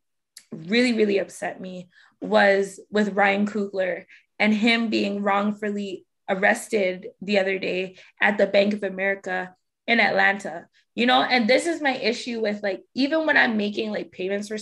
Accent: Toronto, Ontario, Canada; we're from Toronto

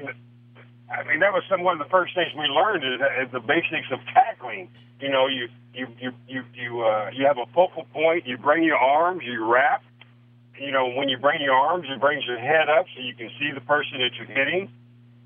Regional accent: Missouri, United States; moved away as an adult; also born or lived in Canada / Cleveland; I grew up in Missouri

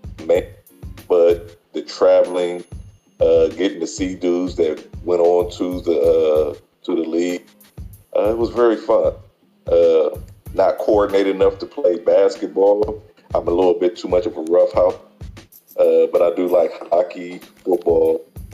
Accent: Columbus, Ohio, United States; moved away; I'm from Columbus, Ohio

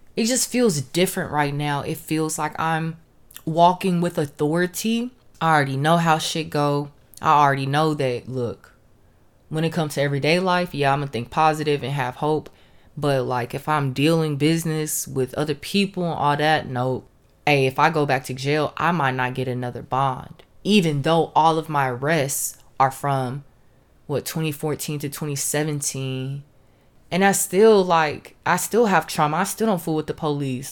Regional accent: Los Angeles, California, United States; now in Houston, United States; I was born in Los Angeles and currently I'm in Houston

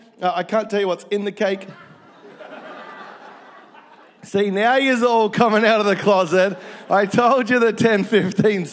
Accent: Melbourne, Victoria, Australia; moved away; I grew up in Melbourne

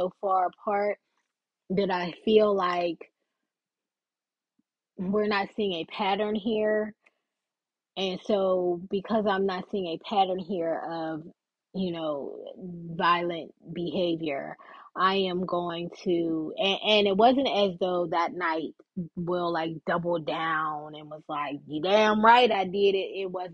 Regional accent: Texas, United States; I'm from Texas.

